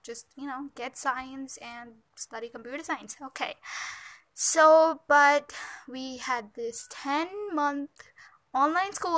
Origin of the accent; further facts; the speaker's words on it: India; I'm from India